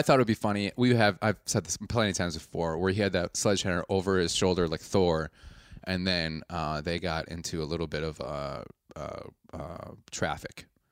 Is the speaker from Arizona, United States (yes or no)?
no; Wisconsin, United States; I'm from Wisconsin.